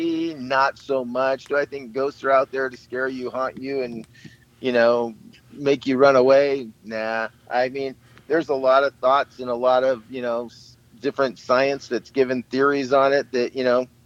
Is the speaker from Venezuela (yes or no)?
no; outside Lake Tahoe, California, United States; I grew up outside Lake Tahoe, so I was in the woods and in the lake all the time